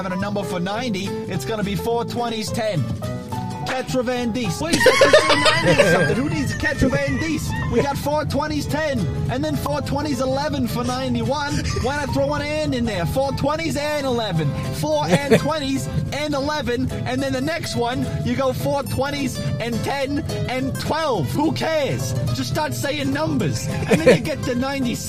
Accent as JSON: {"language": "English", "region": "New York", "country": "United States", "said": "I'm from New York."}